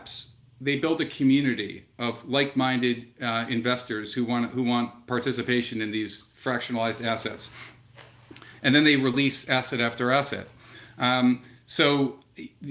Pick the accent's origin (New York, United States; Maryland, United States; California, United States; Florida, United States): Maryland, United States; Silver Spring; I grew up in Silver Spring, Maryland